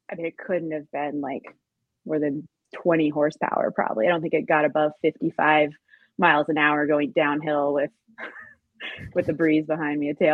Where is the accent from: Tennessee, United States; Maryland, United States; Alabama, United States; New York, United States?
Tennessee, United States; also born or lived in Oregon / Wisconsin / Colorado / Thailand; now in Long Beach, United States; but I'm originally from Tennessee. Uh, lived out in Oregon for a number of years, bounced around, um, lived in Wisconsin, Colorado, Thailand, parts of Africa, like really all over before landing in Long Beach, California.